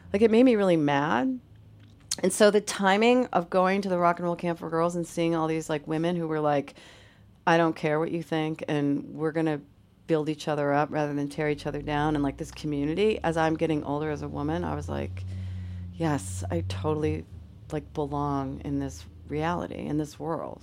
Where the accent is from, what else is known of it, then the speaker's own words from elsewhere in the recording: Syracuse, New York, United States; moved away as an adult; now in Boston, United States; I grew up in upstate New York, Syracuse, New York.